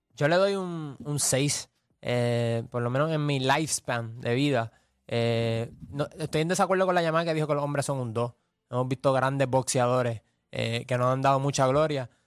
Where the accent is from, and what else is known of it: Puerto Rico